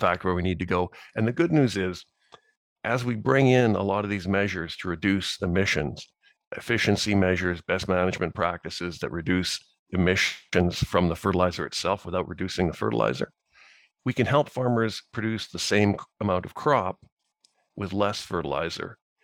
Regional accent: Saskatchewan, Canada; I grew up farming here in Saskatchewan

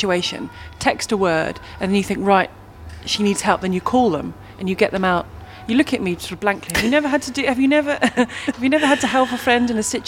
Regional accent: Minnesota, United States; Growing up in Minnesota, it was channel changer, clicker, or remote, interchangeably.

